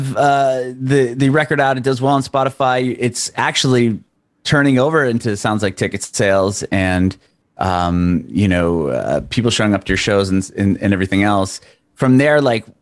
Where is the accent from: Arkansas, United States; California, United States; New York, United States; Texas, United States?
California, United States; San Diego; moved away as an adult; now in Nashville, United States; I'm originally from San Diego. I've since moved to Nashville about a little over a year ago